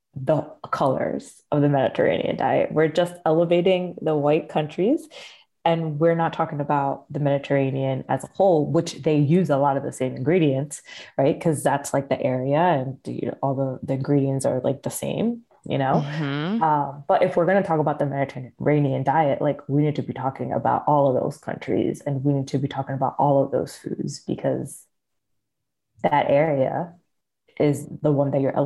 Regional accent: Philadelphia, Pennsylvania, United States; I'm from Philly

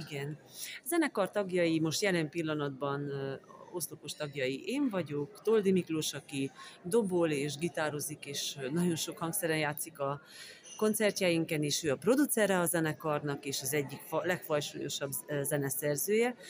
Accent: Transylvania, Romania; accent: Transylvanian; Én erdélyi vagyok, e, ez kiderül a hangszínemből és az ízességéből

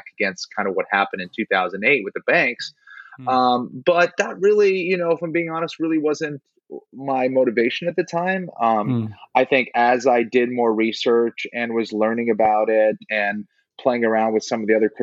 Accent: Boston, Massachusetts, United States; moved away as an adult; also born or lived in South Carolina; now in Los Angeles, United States; I'm originally from Boston. I was there in Boston till about 2000. I was there till the end of 2011

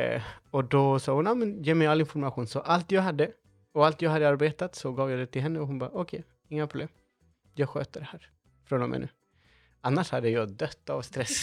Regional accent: Chile; now in Sweden; det var här jag växte upp

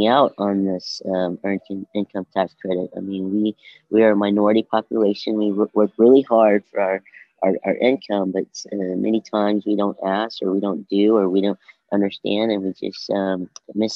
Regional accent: Oklahoma, United States; I grew up in Dale City, and I'm a native. I'd say I'm a native of Oklahoma because I lived here all my life

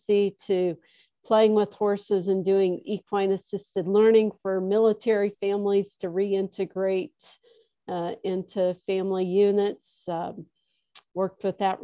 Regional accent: Midwest, United States; moved away; also born or lived in Chicago / Colorado; I grew up in the Midwest

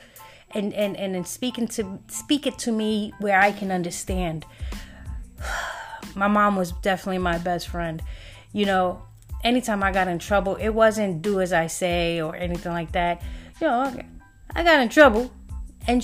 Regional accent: New York City, New York, United States; I was born in Brooklyn, and we lived in Hancock and Halsey

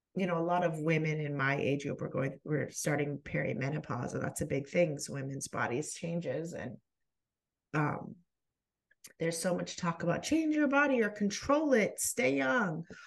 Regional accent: United States; we're in the U S, we're American

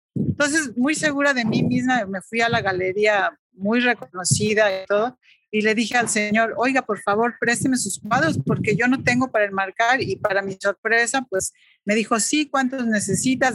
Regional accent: Tlaxcala, Mexico; also born or lived in France; mi pueblo, que es Tlaxcala o mi ciudad

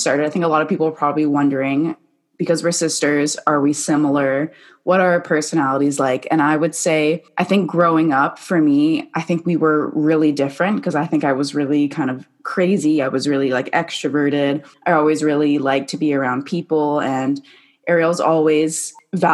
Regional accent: Vancouver, British Columbia, Canada; I'm from Vancouver, Canada

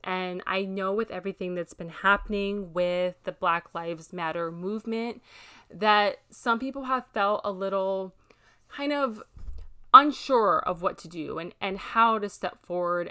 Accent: Hawaii, United States; living in Hawaii, which is referred to as the melting pot with so many different cultures all blended together, it was a very beautiful childhood

